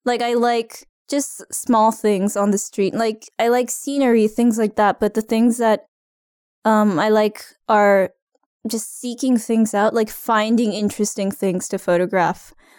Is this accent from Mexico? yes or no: no; Japan; moved away as an adult; also born or lived in California; now in Ottawa, Canada; I'm originally from Japan, just an hour and a half away from Tokyo. And I lived in California as a child, but otherwise grew up in Japan. And I moved to Ottawa 2 years ago.